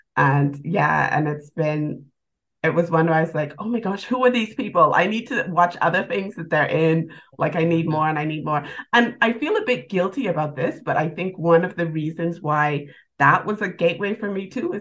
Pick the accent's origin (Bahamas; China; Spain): Bahamas; now in United Kingdom; I'm from the Bahamas and I've been living in the UK for about 12 years.